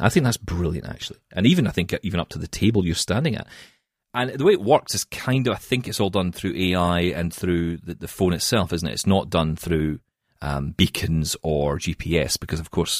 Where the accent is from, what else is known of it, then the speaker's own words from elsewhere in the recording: Scotland, United Kingdom; It's because I'm Scottish.